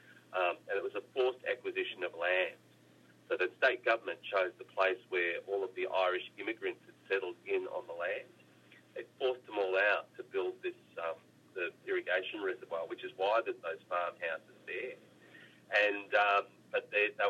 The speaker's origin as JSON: {"language": "English", "country": "Australia", "tie": "born or raised there", "said": "grow up as an Australian"}